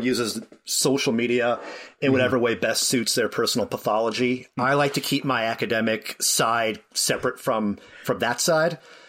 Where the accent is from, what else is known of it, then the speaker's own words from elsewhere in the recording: Boston, Massachusetts, United States; moved away as an adult; now in Canada; I'm from your Boston originally. I came up to Canada for grad school and stuck around because I met a Canadian woman and we have a Canadian baby.